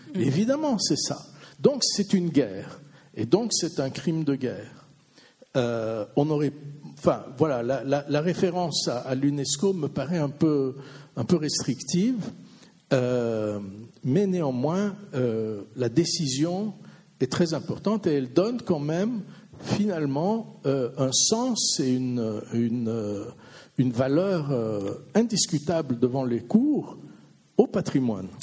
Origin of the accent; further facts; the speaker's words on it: Vaud, Switzerland; je suis vaudois